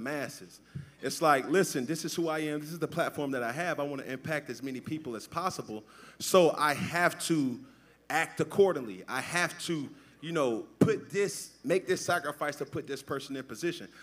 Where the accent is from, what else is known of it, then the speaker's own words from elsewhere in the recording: Atlanta, Georgia, United States; I'm from Atlanta, Georgia.